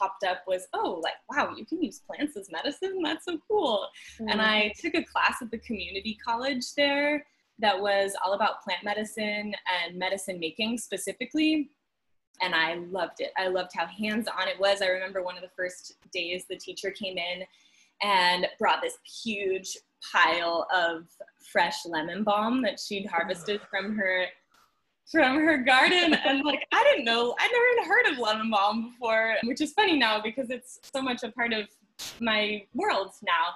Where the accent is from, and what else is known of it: New Jersey, United States; born or raised there